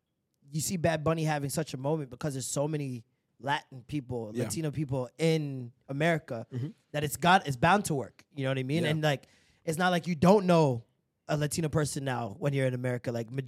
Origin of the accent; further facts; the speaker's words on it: Jamaica; I'm Jamaican